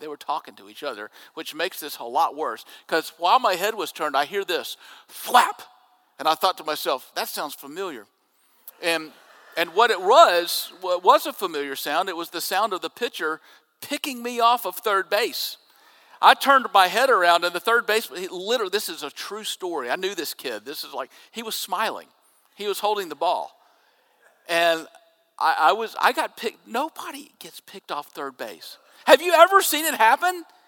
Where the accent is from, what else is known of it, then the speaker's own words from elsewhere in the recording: Jackson, Mississippi, United States; When I was growing up in Jackson, uh, we had a double A team in Jackson that fed to the New York Mets